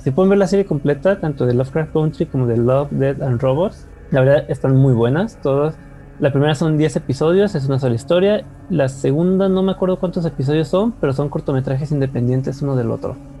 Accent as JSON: {"language": "Spanish", "country": "Mexico", "said": "el malinchista que llevamos dentro todos los mexicanos"}